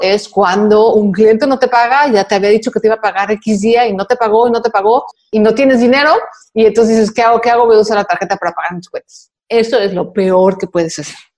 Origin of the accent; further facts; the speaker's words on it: Mexico; en mi país